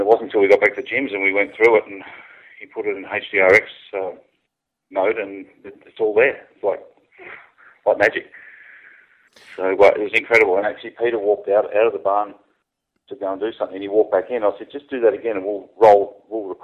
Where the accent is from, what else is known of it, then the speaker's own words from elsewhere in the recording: Gold Coast, Queensland, Australia; accent: Australian; I'm based in the Gold Coast in Australia